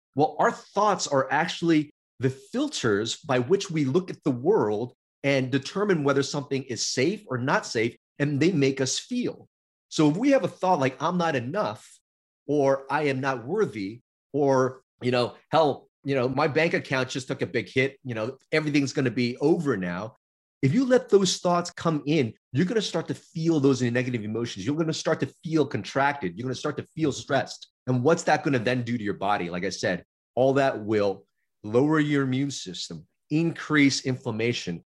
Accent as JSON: {"language": "English", "town": "Los Angeles", "region": "California", "country": "United States", "tie": "born or raised there", "said": "We were in Chinatown, LA, when I first moved here, which was a, a, a city and region of immigrants. But I got bused to uh, more affluent area for school"}